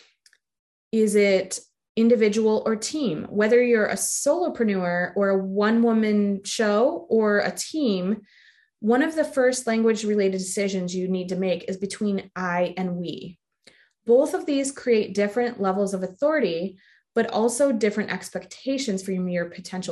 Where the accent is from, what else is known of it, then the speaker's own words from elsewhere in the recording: the North, United States; I'm from the North